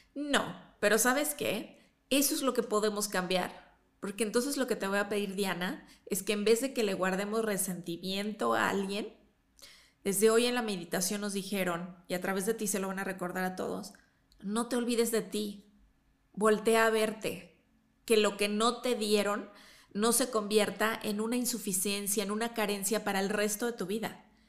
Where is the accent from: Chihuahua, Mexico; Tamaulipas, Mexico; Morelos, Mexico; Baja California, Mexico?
Chihuahua, Mexico; now in Mexico City, Mexico; yo también crecí allá en Chihuahua